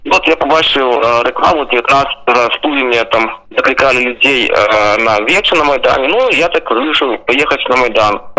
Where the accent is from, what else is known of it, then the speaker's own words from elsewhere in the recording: Starye Darohi, south of Minsk Region, Belarus; moved away as an adult; now in Kyiv, Ukraine; я сам родом со Старый Это такое место на полудне Минской области. Я в Украине живу уже с 14 года.